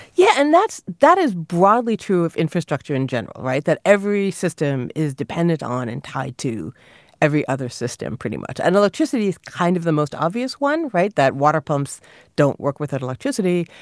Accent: Canada; a small child growing up in Canada

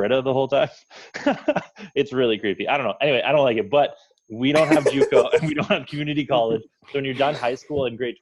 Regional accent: Canada; My hometown has the highest rate of teen pregnancy in Canada.

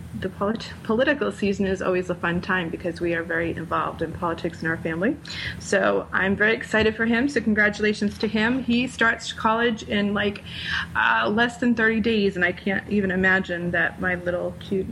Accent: Rhode Island, United States; moved away; my home state, because it's my home state. Rhode Island

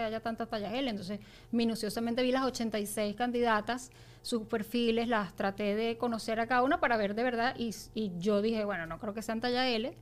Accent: Venezuela; nosotras como venezolanos

